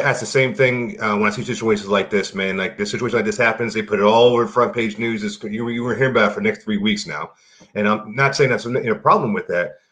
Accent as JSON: {"language": "English", "town": "Baltimore", "region": "Maryland", "country": "United States", "tie": "born or raised there", "said": "I grew up in Baltimore"}